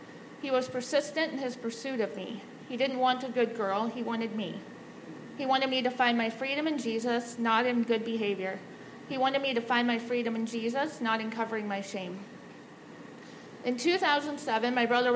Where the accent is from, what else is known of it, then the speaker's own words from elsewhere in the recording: Omaha, Nebraska, United States; I grew up in Omaha and attended the same Lutheran church through high school.